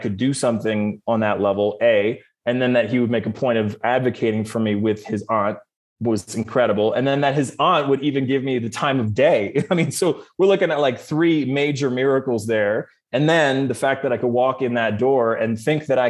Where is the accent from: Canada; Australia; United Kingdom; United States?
Canada; what I grew up with in Canada